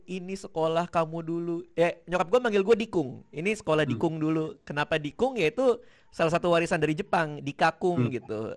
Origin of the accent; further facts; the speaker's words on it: Jakarta, Indonesia; Gue gue lumayan tumbuh di Jakarta juga dulu